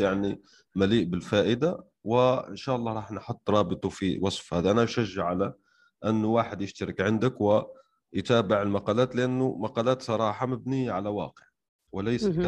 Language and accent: Arabic; Algeria; انا شخصيا يعني من الجزائر